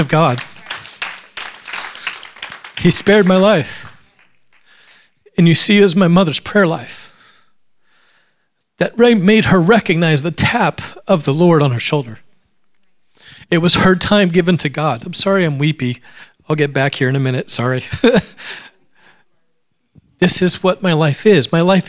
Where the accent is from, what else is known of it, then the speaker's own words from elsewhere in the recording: Alaska, United States; I grew up in Alaska